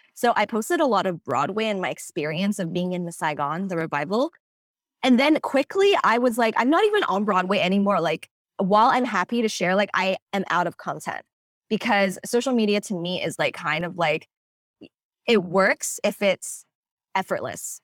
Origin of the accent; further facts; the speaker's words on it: Hong Kong; moved away as an adult; now in United States; I am originally from Hong Kong, born and raised, and I came to the States when I was eighteen